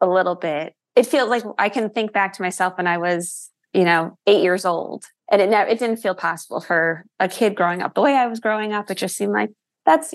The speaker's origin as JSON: {"language": "English", "area": "Rockland County", "region": "New York", "country": "United States", "moved": "as an adult", "lives_now": "New Jersey, United States", "said": "I'm from Rockland County, so right outside the city, and then lived after college for years in the city. And then it was once the kids were born that we moved to New Jersey."}